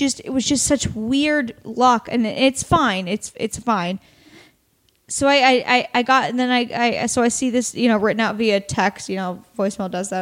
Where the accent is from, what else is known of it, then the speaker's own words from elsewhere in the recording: Astoria, Oregon, United States; moved away; also born or lived in Warrenton, Oregon; I'm from Oregon. I'm from Astoria, Oregon, or Warrenton, Astoria, Oregon